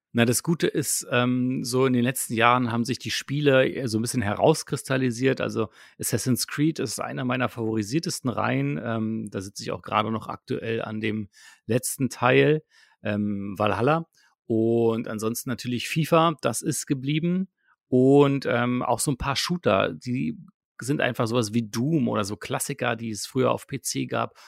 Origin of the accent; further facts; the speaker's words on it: Potsdam, Brandenburg, Germany; moved away as an adult; now in Berlin, Germany; aus Potsdam, äh, aus meiner Heimatstadt